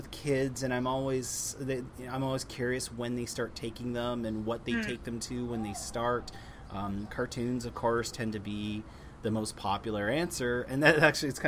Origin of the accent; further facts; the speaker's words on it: Toronto, Ontario, Canada; my hometown of Toronto